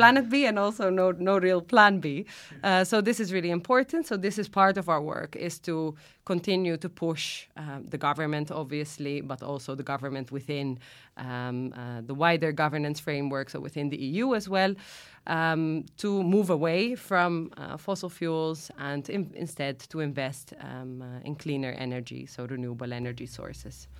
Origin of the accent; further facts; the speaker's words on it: Netherlands; moved away as an adult; now in Malta; I'm originally from the Netherlands, uh, actually, but I came to Malta just over ten years ago now.